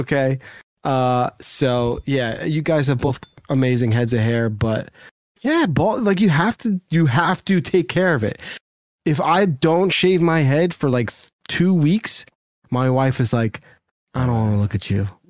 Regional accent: New Jersey, United States; I grew up in New Jersey

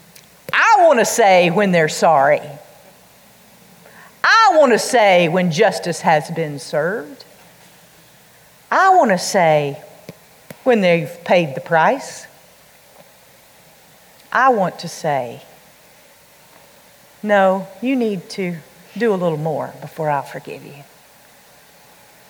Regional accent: the Bible Belt, the South, United States; We grew up in the Bible Belt

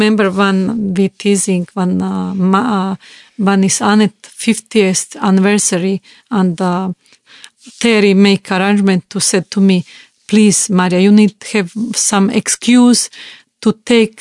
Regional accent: Bosnia & Herzegovina; English is a second language; I am from Yugoslavia and communism

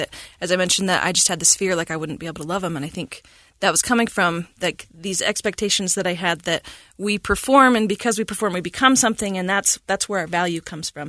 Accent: Cache Valley, Utah, United States; I was born in Cache Valley, and, um, we moved around a bit, and as my dad, uh, rejoined the Army. And so when I was seven, we ended up back in Cache Valley, and, um, I went to school there

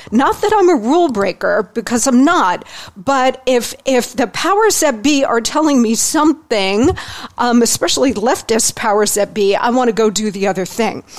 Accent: New Jersey, United States; I grew up in New Jersey, in the suburbs of New Jersey.

